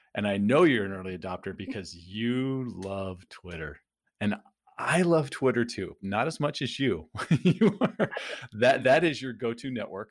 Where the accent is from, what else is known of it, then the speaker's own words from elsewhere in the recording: San Diego, California, United States; also born or lived in Phoenix, United States; now in Tampa, United States; I grew up in San Diego, lived in Phoenix, and and now we're in the Tampa St. Pete area